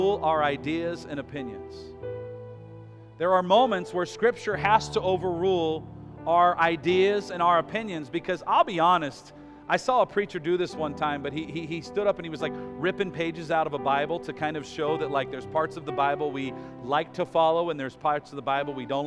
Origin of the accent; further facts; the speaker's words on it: United States; as American citizens